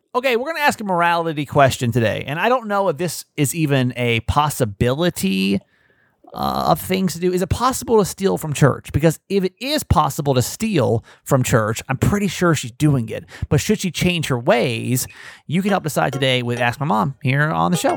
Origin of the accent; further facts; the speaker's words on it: Georgia, United States; I grew up in Georgia